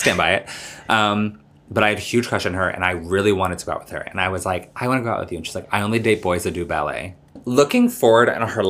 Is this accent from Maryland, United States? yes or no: no; Miami, Florida, United States; moved away as an adult; also born or lived in Massachusetts / Brooklyn, New York; now in New York, United States; So I am from Miami. I moved there when I was 10 with my mom.